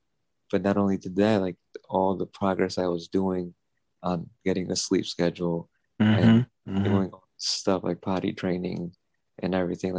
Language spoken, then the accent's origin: English; Stamford, Connecticut, United States; I grew up in the South End of Stanford. Like I grew up on the East Side of Stanford, but I always grew up in the South End